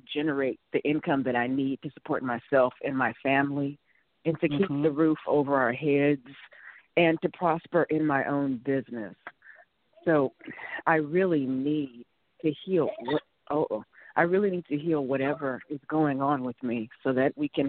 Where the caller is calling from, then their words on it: California, United States; I am in California.